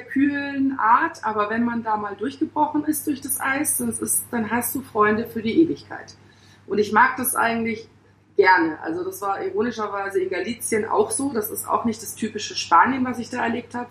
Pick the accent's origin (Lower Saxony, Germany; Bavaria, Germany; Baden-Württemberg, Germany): Baden-Württemberg, Germany; Pforzheim; moved away as an adult; also born or lived in Hamburg; now in Mumbai, India; meiner Geburtsstadt Pforzheim